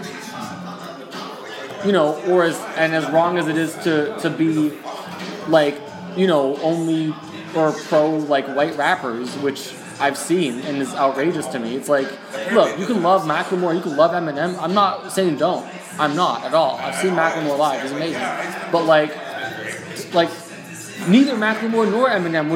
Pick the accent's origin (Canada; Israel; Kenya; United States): Canada; I live in a city where my parents weren't born. My grandparents weren't born. Nobody in my family was born but me.